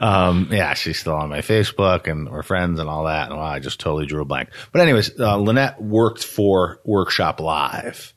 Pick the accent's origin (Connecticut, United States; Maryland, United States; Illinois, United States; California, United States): Connecticut, United States; Harwinton; also born or lived in Torrington, Connecticut; I actually grew up in Harwinton.